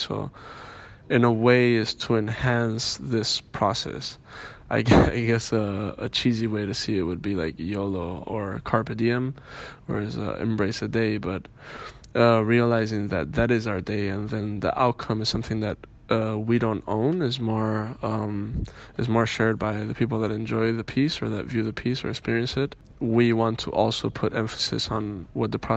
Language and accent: English; Andalusia, Spain; also born or lived in Miami, Florida, United States; I was born in Miami, Florida, US, and I was raised in Andalusia, south of Spain, in Cádiz and Granada and Sevilla